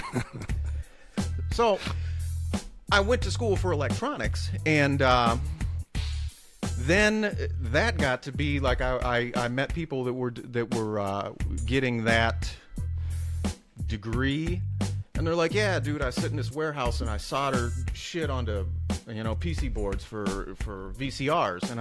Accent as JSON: {"language": "English", "area": "Upper Peninsula", "region": "Michigan", "country": "United States", "tie": "born or raised there", "moved": "yes", "said": "I'm originally from the Upper Peninsula. I grew up out in the sticks"}